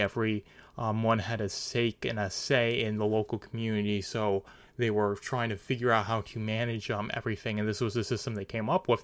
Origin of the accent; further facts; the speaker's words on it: New York, United States; I'm from New York